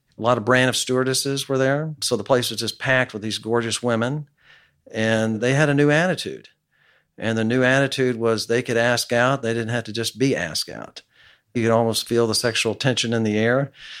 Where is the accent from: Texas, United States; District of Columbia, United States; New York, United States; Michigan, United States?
Texas, United States; West; also born or lived in Dallas, Texas; I was a 17-year-old kid growing up in West Texas